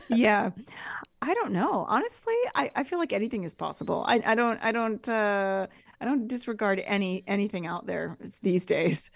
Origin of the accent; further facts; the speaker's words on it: United States; moved away; also born or lived in Quebec / Italy; as an American